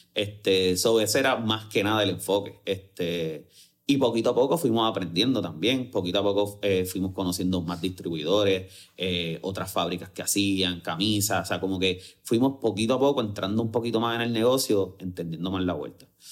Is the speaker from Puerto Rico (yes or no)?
yes; Bayamón, Puerto Rico; Y soy full de Bayamón y vivo súper orgulloso de ser de Bayamón